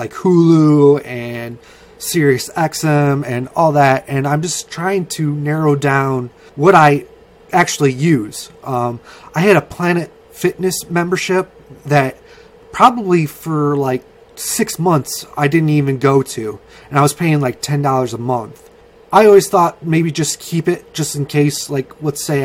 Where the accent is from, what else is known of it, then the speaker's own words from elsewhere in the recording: United States; I'm an American